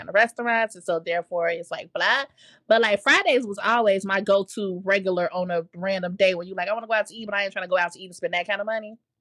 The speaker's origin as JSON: {"language": "English", "town": "Chicago", "region": "Illinois", "country": "United States", "said": "as a Chicagoan"}